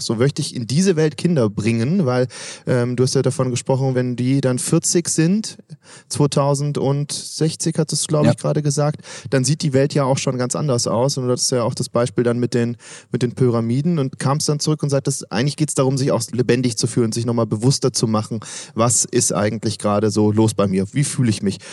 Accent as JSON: {"language": "German", "region": "Swabia", "country": "Germany", "said": "auch ich komme aus Schwaben"}